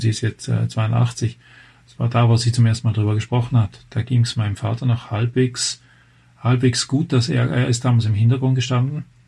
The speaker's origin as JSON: {"language": "German", "country": "Switzerland", "moved": "as an adult", "lives_now": "Germany", "said": "Kommen wir einfach von der anderen Seite der Grenze. Ich bin eigentlich Schweizer."}